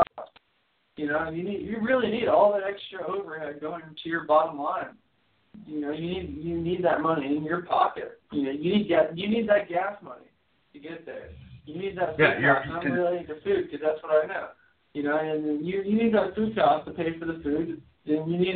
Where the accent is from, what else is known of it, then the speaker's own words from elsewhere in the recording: Miami, Florida, United States; born and raised in Miami